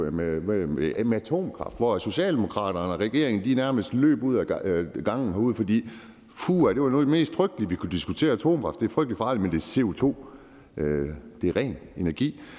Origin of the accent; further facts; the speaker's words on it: North Jutland, North Denmark Region, Denmark; jeg er nordjyde